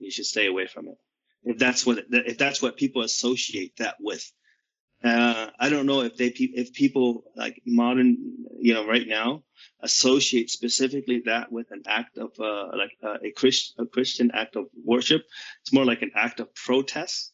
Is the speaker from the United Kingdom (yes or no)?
no; Vietnam; moved away; also born or lived in United States / Saudi Arabia / Seattle; I was born in Vietnam during that time